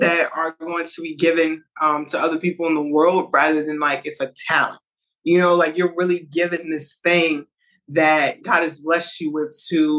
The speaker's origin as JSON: {"language": "English", "town": "Lynchburg", "region": "Virginia", "country": "United States", "said": "am from Lynchburg, Virginia. Nobody knows where that is"}